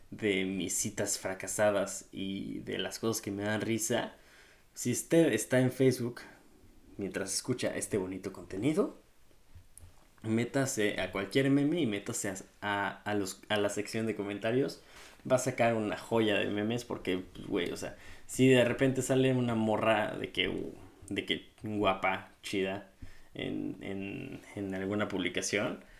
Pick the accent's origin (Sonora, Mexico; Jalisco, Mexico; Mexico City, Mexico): Mexico City, Mexico; Yo nací en la Ciudad de México, en la delegación Benito Juárez, específicamente. Viví en la en la delegación Coajimalpa